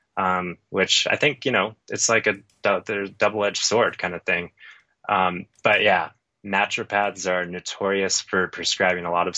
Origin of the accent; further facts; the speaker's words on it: Phoenix, Arizona, United States; now in Colorado, United States; I grew up in Phoenix